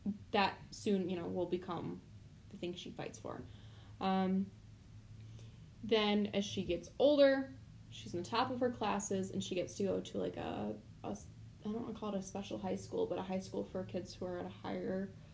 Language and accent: English; suburb of Chicago, Illinois, United States; I'm from the suburb of Chicago